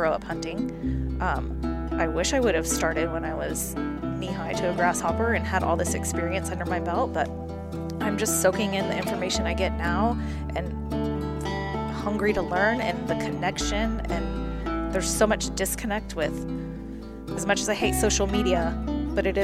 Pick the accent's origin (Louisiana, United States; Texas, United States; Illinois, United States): Texas, United States; Katy; I'm from Katy, Houston, very big booming city. We grew up, Grandpa would take us on trips